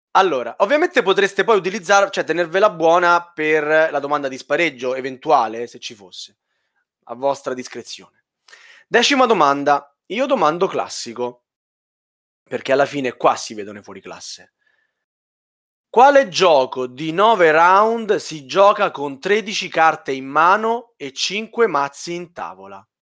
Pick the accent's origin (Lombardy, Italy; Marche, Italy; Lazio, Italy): Lazio, Italy; Rome; io sono romano